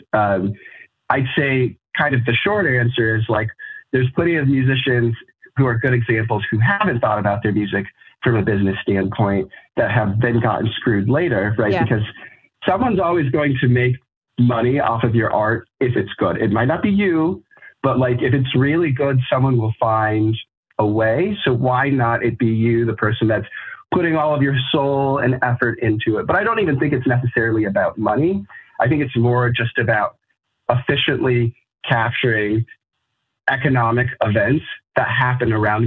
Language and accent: English; Colorado, United States; now in Chicago, United States; I'm originally from Colorado.